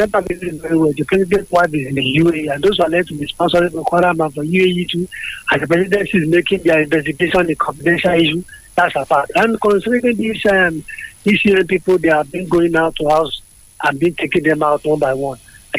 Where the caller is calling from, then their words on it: Lagos, Nigeria; I'm …. I'm calling from Lagos.